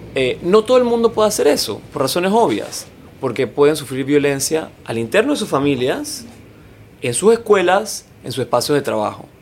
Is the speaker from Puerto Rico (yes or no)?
no; Panama; quiénes somos los, las panameñas y los panameños